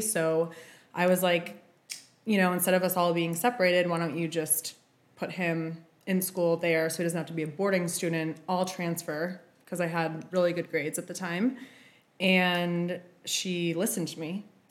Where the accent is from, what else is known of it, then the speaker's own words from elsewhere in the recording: Boston, Massachusetts, United States; moved away as an adult; also born or lived in New York; I'm from Boston originally. I lived there until I was 19, born and raised. Then I went to art school in New York briefly